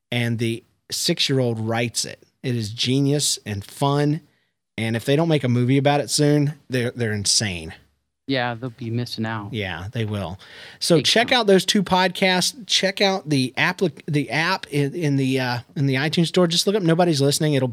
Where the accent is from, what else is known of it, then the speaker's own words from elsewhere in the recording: Palm Harbor, Florida, United States; I'm from Palm Harbor, Florida.